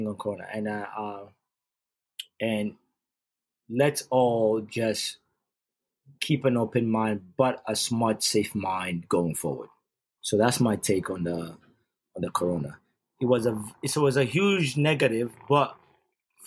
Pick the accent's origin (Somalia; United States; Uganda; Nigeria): Uganda; moved away; I'm born and raised in Uganda